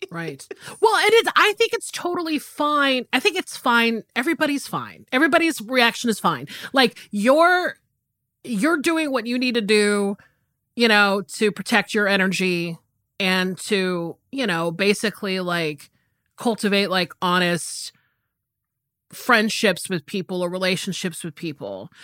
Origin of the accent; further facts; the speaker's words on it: the South, United States; I grew up in the South and it's very hot down here